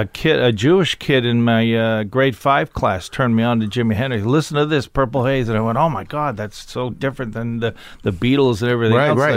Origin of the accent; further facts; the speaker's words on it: Ottawa, Ontario, Canada; now in Toronto, Canada; I started high school in Ottawa, which was my dad's last posting, and we stayed there for a long time, and that's where I started doing stand-up, and then I moved to Toronto